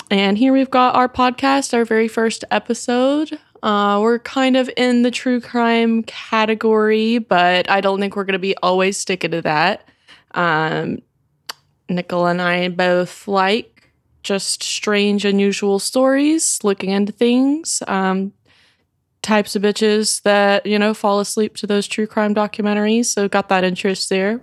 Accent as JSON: {"language": "English", "town": "Montgomery", "region": "Alabama", "country": "United States", "said": "I'm from Montgomery, Alabama, which is, um, it's, like, directly, like, below Huntsville"}